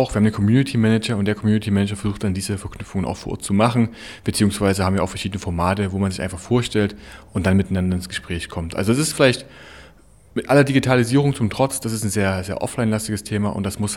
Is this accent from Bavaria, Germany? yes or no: no; Chemnitz, Saxony, Germany; und dann bin ich mal in meine Heimat zurückgekommen nach Chemnitz und musste irgendwie merken, Mensch, verdammt, das, was ich woanders sehe, das fehlt mir hier ein bisschen.